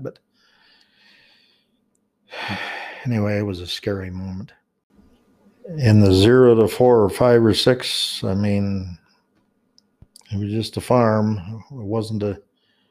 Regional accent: Logan, Utah, United States; coming home to our home in Logan. That's the current, I mean, not current, the house we grew up in on Third West

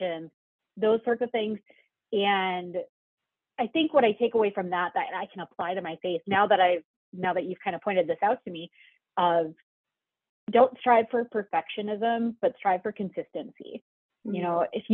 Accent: Dickinson, North Dakota, United States; now in Horace, United States; I grew up in Western North Dakota

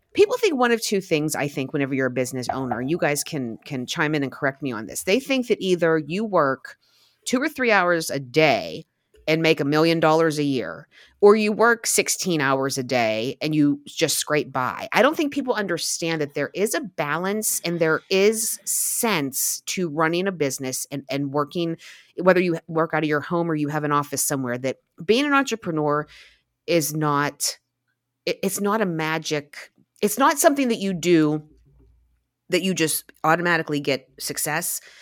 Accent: Glassport, Pennsylvania, United States; I grew up in Little Rivertown, Glassport, along the Monongahela River.

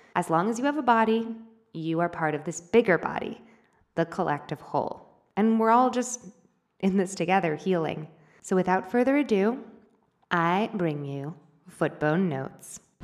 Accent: United States; moved away as an adult; now in Argentina; my hometown. Well, not my actual hometown, but close by in the state of Missouri

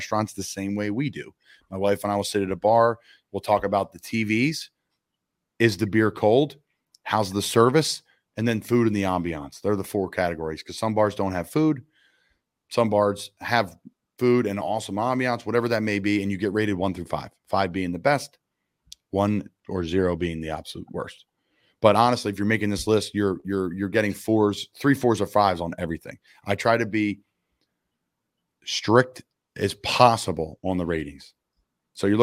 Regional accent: Key West, Florida, United States; growing up in Key West, Florida

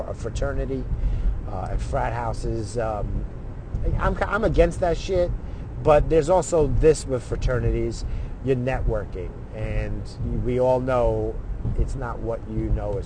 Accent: Brentwood, New York, United States; I grew up in Brentwood. Growing up, that was the hood

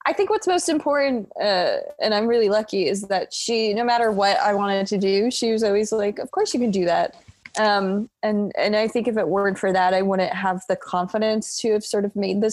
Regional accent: Iowa, United States; I grew up in Iowa very suburban neighborhood.

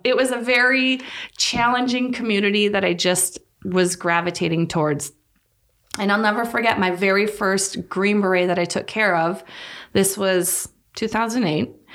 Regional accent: North Dakota, United States; moved away as an adult; also born or lived in Saint Augustine, Florida; born and raised in North Dakota.

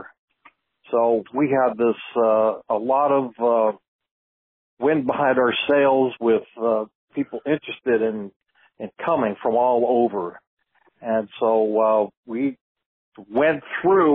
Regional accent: San Jose, California, United States; also born or lived in Monterey County, California; I grew up in San Jose, California, just 75 miles north of Monterey

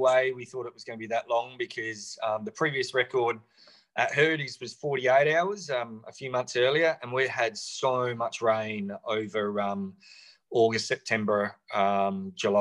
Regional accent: Loxton, South Australia, Australia; now in Western Australia, Australia; I grew up in Loxton in South Australia

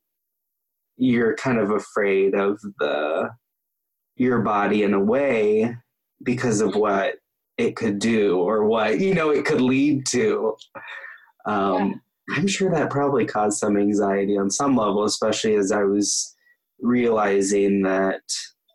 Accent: Topeka, Kansas, United States; I grew up in Topeka, Kansas, you know, which is middle of the country.

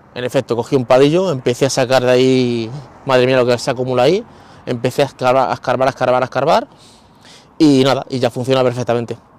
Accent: Guadalupe, Extremadura, Spain; also born or lived in Madrid; now in Talavera de la Reina, Spain; Talavera está entre medias de Madrid y de Guadalupe, que es mi pueblo

